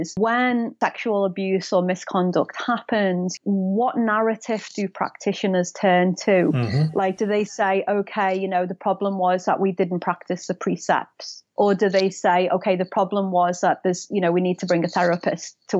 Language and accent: English; United Kingdom; now in Florida, United States; being a Brit from a working class, you know, family and city